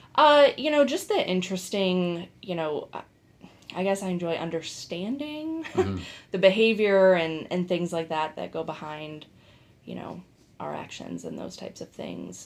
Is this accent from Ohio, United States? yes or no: yes; Bath, Ohio, United States; I am originally from here, from Northeast Ohio. I grew up in Bath